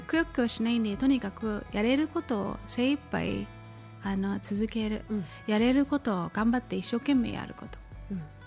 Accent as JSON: {"language": "Japanese", "town": "Honolulu", "region": "Hawaii", "country": "United States", "tie": "born or raised there", "said": "私そのホノルルで育ってるので"}